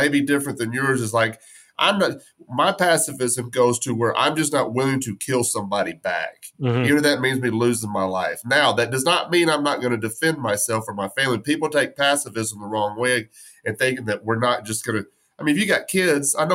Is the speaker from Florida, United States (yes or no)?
no; West Texas, United States; I grew up, born and raised in West Texas